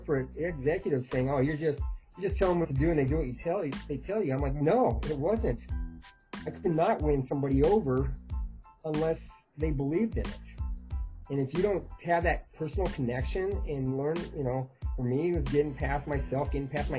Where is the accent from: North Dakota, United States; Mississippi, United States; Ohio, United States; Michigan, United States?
North Dakota, United States; And then I grew up in North Dakota, which is the middle of the United States and cold.